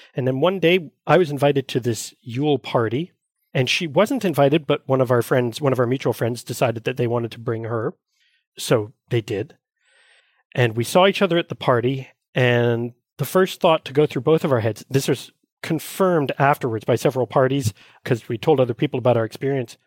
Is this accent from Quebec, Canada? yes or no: yes; Montreal, Quebec, Canada; I was born and raised here in Montreal